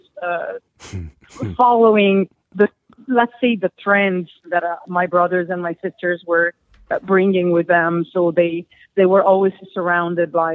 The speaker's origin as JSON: {"language": "English", "town": "Milan", "region": "Lombardy", "country": "Italy", "tie": "born or raised there", "said": "I grew up in Milano, Italy"}